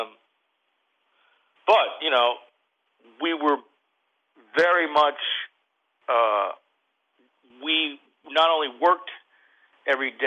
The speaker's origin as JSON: {"language": "English", "town": "Fort Lauderdale", "region": "Florida", "country": "United States", "tie": "born or raised there", "also_born_or_lived": "New York / Hollywood", "moved": "as an adult", "said": "I grew up in Fort Lauderdale"}